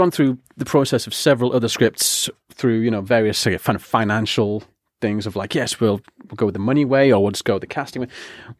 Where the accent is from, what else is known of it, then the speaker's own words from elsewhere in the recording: Yarm, North East England, United Kingdom; He lives in Ingleby, Barwick, or Barwick, as we call it in Yarm. {S0} Yeah. {S2} And I'm from Yarm.